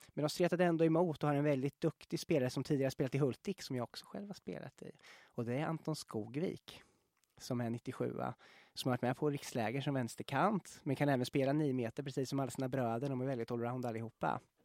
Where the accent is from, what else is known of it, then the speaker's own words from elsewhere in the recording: Norrköping, Östergötland, Sweden; så går vi ju hem till min hemstad, Norrköping